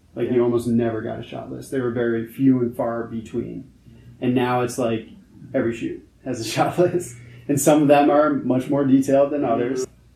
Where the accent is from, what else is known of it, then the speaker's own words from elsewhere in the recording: New York City, New York, United States; I'm actually born and raised in New York, New York City, Manhattan